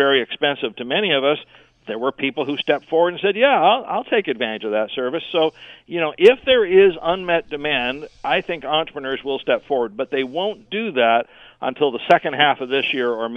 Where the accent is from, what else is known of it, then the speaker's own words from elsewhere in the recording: Aylmer, Ontario, Canada; my hometown of Aylmer, which is a population of around 7,500 people